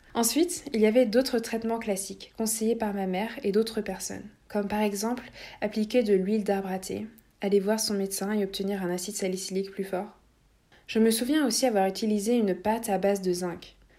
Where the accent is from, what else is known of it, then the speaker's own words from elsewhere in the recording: Latvia; moved away; j'étais évidemment chez mes parents à ce moment-là, dans mon pays natal, la Lettonie. Je vivais dans une petite ville